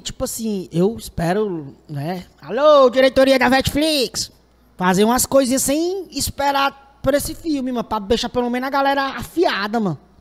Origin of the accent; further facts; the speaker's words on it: Fortaleza, Ceará, Brazil; eu sou do Pirambu